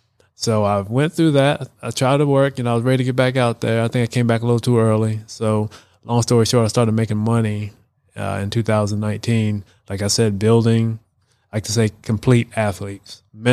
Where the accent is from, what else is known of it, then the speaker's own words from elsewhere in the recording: Maryland, United States; So I'm from Maryland, love Maryland Terps, but something was always there for me about the Georgia Tech.